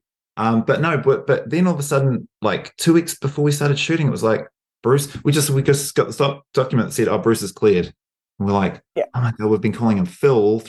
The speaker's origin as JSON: {"language": "English", "country": "New Zealand", "said": "as a New Zealander"}